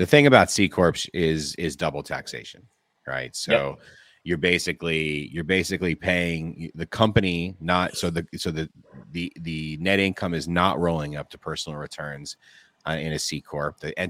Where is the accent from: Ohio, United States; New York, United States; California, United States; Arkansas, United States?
California, United States; I mean, we were born and bred in California.